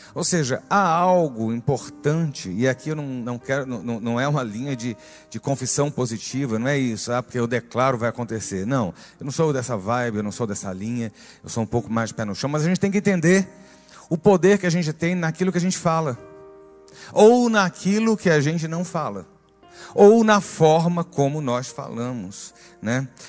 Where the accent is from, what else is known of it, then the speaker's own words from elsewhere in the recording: Northeast Region, Brazil; meu sangue nordestino